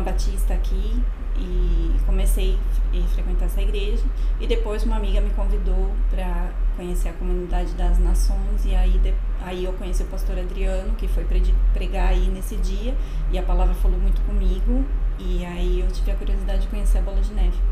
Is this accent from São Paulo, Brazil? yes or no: yes; Serra Negra, São Paulo, Brazil; moved away as an adult; now in Buenos Aires, Argentina; eu sou de Serra Negra, interior de São Paulo, e vim para Buenos Aires em 2012